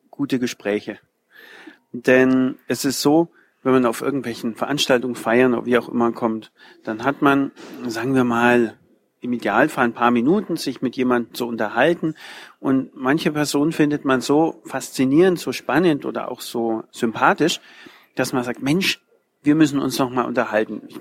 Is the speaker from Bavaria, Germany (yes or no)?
yes; Nuremberg, Bavaria, Germany; oh, ich komme aus Nürnberg, ah ja, klar, Nürnberg, ja, kenne ich schon, ist ja nicht weit weg von hier.